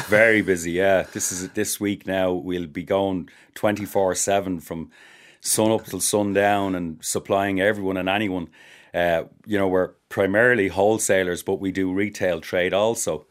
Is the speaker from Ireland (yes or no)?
yes; Ireland